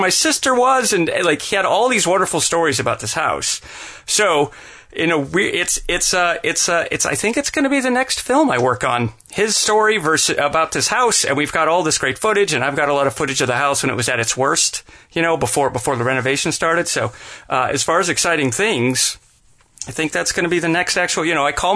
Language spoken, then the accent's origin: English; Salt Lake City, Utah, United States; moved away; I was born in Salt Lake City, Utah, and the house that my parents owned when I was a little kid